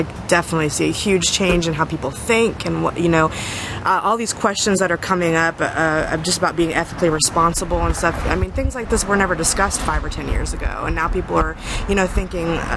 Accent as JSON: {"language": "English", "town": "Houston", "region": "Texas", "country": "United States", "also_born_or_lived": "Maryland", "lives_now": "Austin, United States", "said": "we're actually both from Houston"}